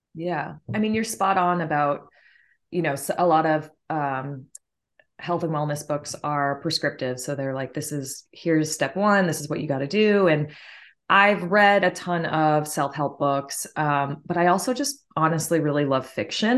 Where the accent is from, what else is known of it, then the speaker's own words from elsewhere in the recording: Martha's Vineyard, Massachusetts, United States; I am originally from Martha's Vineyard, Massachusetts